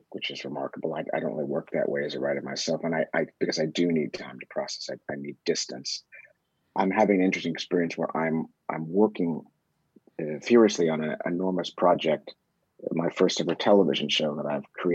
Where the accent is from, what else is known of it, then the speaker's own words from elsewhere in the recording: Columbia, Missouri, United States; moved away; also born or lived in Berkeley, California / Southeast Asia; I was raised mostly in Columbia